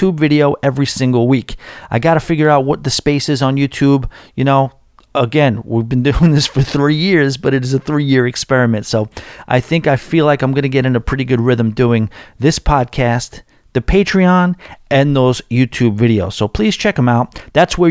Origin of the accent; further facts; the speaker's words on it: New York, United States; as a New Yorker trying to get into country music